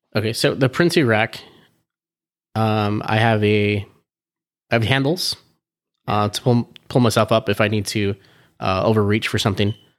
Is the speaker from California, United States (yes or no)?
yes; Southern California, United States; I'm from Sou, Southern California